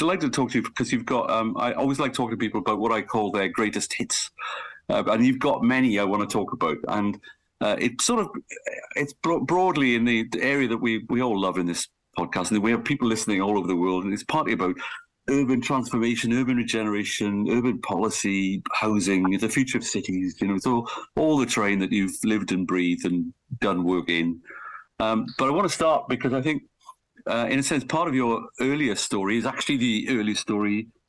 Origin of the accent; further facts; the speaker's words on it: South Wales, United Kingdom; moved away; also born or lived in Manchester; I come from South Wales